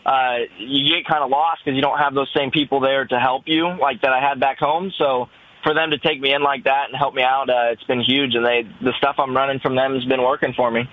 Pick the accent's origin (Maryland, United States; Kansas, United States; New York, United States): Kansas, United States; I'm from Kansas